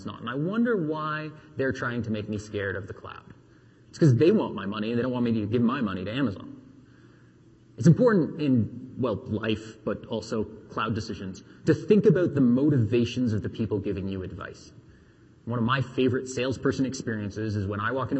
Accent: Canada; We're Canadian.

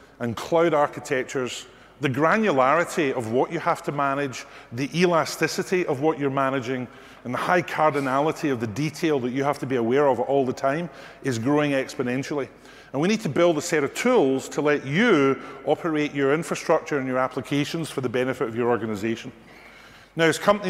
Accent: Scotland, United Kingdom; accent: Scottish; my Scottish accent

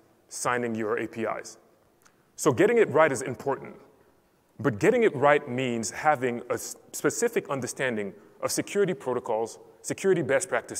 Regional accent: Cameroon; I'm originally from Cameroon.

